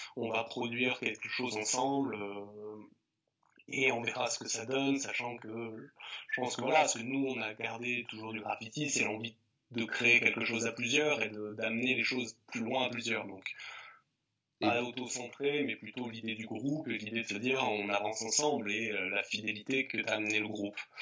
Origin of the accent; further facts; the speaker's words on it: the Alps, Auvergne-Rhône-Alpes, France; also born or lived in Grenoble; j'ai grandi, euh, donc j'ai euh, dans les Alpes. Et je suis arrivé jeune adolescent en ville, hein, à Grenoble, enfin en banlieue de Grenoble